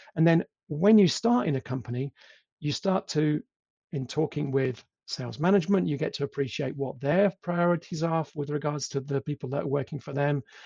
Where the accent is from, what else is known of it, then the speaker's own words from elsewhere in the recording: England, United Kingdom; accent: English; moved away as an adult; also born or lived in Italy / Poland; now in Germany; I am English, as you can probably tell from my accent